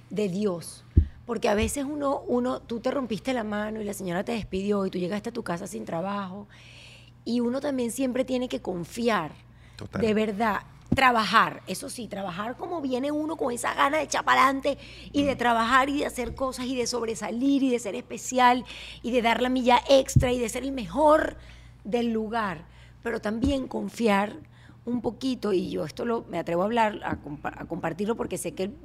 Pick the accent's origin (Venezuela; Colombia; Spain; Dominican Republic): Venezuela